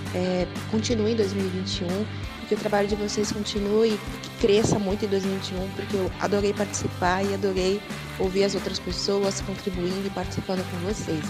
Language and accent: Portuguese; Porto Alegre, Rio Grande do Sul, Brazil; eu sou de Porto Alegre, como vocês nem devem ter percebido pelo meu sotaque